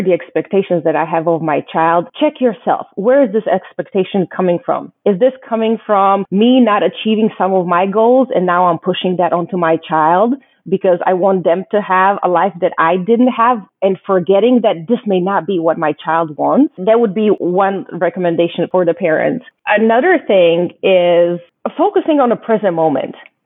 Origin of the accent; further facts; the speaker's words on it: Croatia; now in United States; growing up in Croatia